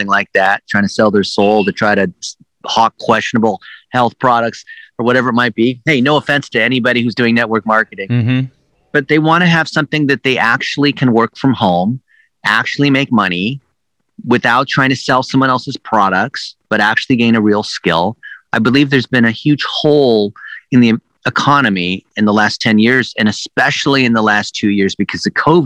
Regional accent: United States; English is a second language; I'm an ABC, American born Chinese

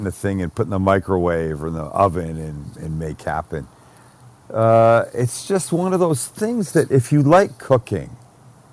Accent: Canada; I'm Canadian

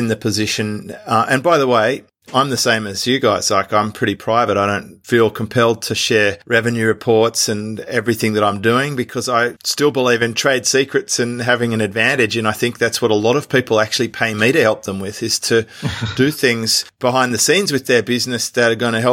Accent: Australia; accent: Australian; my Australian accent

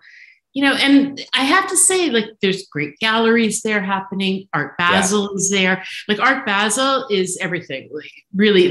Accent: Toronto, Ontario, Canada; moved away as an adult; also born or lived in New York City, United States; now in Miami, United States; I am from, born and bred in Toronto, and I have a home here

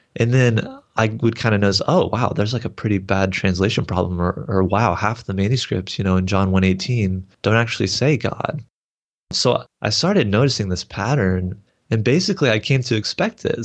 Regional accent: Texas, United States; I grew up in the Southern Baptist Church, so I kinda come from that background in Texas here

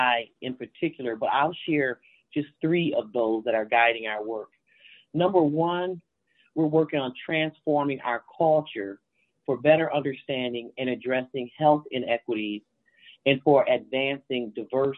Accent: Grand Rapids, Michigan, United States; I am from Grand Rapids, Michigan

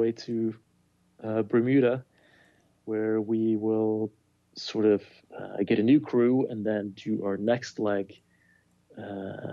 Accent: Bergen, Vestland, Norway; my hometown of Bergen

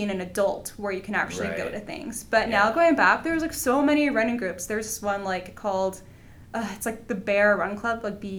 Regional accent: San Antonio, Texas, United States; moved away as an adult; now in Denver, United States; I'm from San Antonio, Texas.

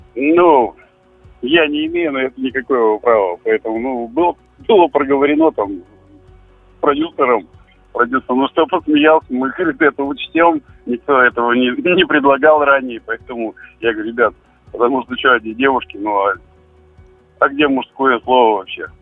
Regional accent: Perm, Perm Krai, Russia

